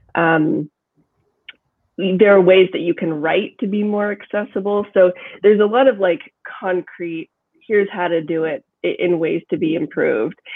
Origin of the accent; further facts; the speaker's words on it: Kansas, United States; now in Brooklyn, United States; I'm from Kansas where people you talk and then you stop talking and then the other person starts talking. now I live in Brooklyn